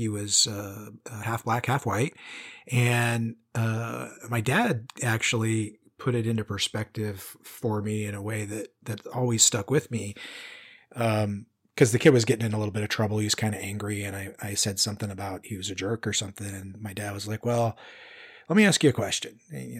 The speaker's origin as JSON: {"language": "English", "town": "Spokane", "region": "Washington", "country": "United States", "tie": "born or raised there", "lives_now": "Central Oregon, United States", "said": "You know, I told you I grew up in the Pacific Northwest and near Spokane."}